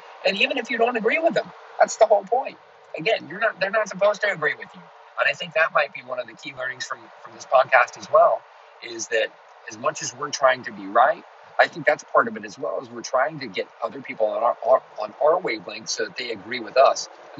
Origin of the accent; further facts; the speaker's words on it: Los Angeles, California, United States; I grew up in Los Angeles. I just came out here from Los Angeles, and it's a little more of a blue area